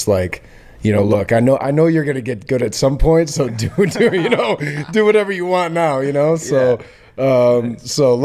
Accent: Chicago, Illinois, United States; moved away as an adult; now in Miami, United States; So I'm originally from Chicago. I moved down here like 5-6 years ago.

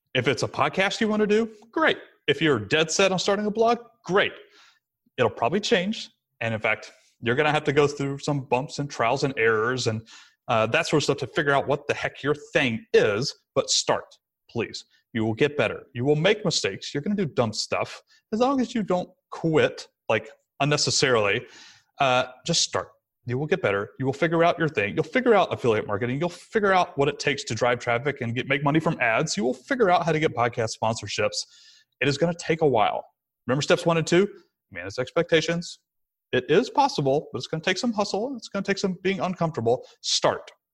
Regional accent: Rome, Georgia, United States; moved away; it was in my hometown again, so we moved back to sunny Rome, Georgia, where I'm talking to you from right now

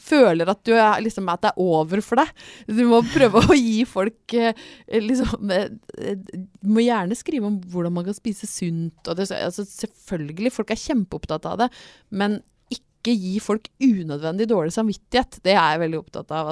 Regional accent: Brøttum, Innlandet, Norway; jeg er jo fra Brøttum rett utafor Lillehammer. Jeg har vokst opp i OL-rus.

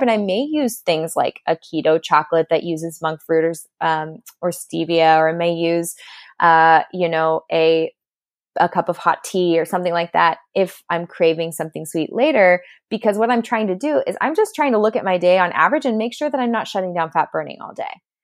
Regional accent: Southern California, United States; I'm from California. I'm a SoCal girl who grew up at the beach

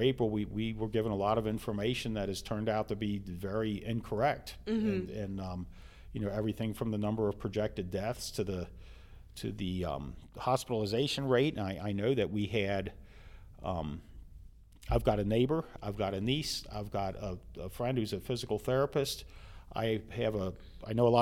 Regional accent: Colerain Township, Ohio, United States; as a little kid growing up on Gaines Road

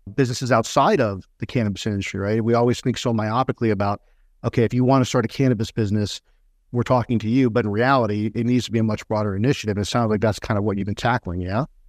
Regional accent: Texas, United States; grew up in Texas

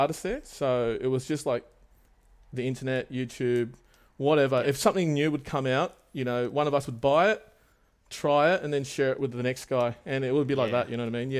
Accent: Sydney, New South Wales, Australia; also born or lived in Wollongong; I grew up in Wollongong, would you believe it? But I moved around heaps. Yeah. Yep. So Wollongong, and then around about like year two or something, I moved up to Sydney and settled near Cabra there. So I've kind of based myself here

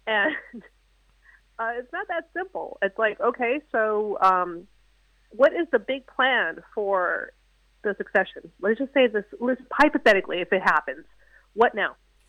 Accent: California, United States; moved away as an adult; also born or lived in Los Angeles; now in New Hampshire, United States; But it was let's say my home state of California.

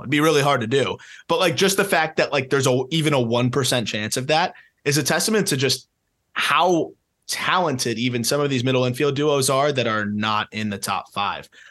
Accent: South Florida, United States; being from South Florida or Florida in general

